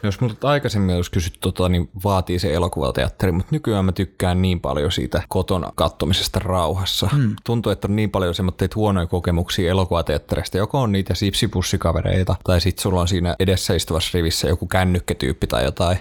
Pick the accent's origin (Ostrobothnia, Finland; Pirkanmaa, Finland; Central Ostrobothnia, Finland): Pirkanmaa, Finland; Tampere; mä kasvoin yhdeksänkymmentäluvulla Tampereella